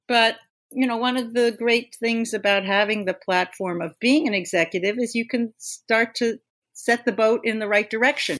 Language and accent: English; Long Island, New York, United States; when I grew up on Long Island, I had no, you know, special arts training